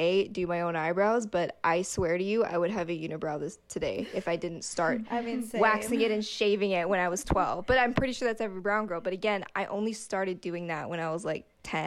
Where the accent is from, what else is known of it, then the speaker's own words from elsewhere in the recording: White Rock, British Columbia, Canada; I grew up in Wali